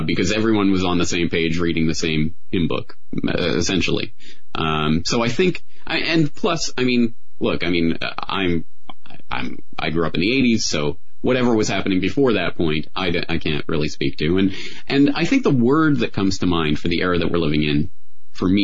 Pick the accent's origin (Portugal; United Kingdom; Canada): Canada; I'm Canadian, so I only have my experience growing up in Canada to draw on